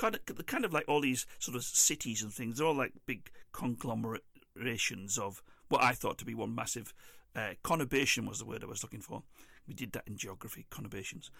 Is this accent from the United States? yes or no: no; England, United Kingdom; The only plus thing that I had for me while I was over there was being English